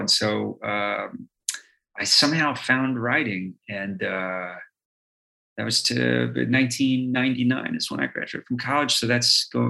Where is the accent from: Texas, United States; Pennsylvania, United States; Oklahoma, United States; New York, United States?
Oklahoma, United States; Slick; I grew up in Oklahoma in a little bitty place called Slick, which was an oil boom town.